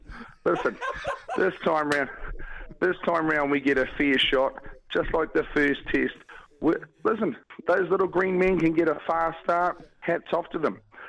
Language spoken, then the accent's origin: English; Gisborne, New Zealand; I'm from Gisborne.